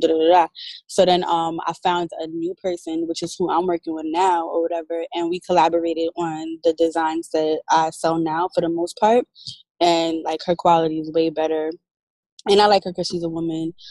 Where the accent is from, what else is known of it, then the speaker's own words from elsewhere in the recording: New York, United States; moved away as an adult; now in Atlanta, United States; I'm originally from New York and I had at that time just moved to Atlanta